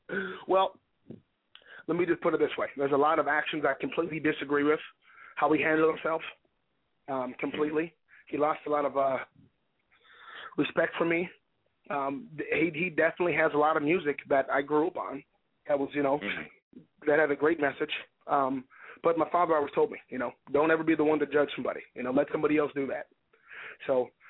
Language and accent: English; Midwest, United States; I'm from the Midwest, Ryan.